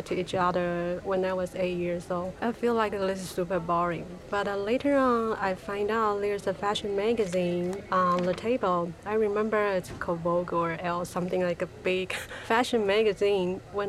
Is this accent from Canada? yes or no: no; Taiwan; now in New York, United States; I'm originally from Taiwan, so I moved to New York about 13 years ago.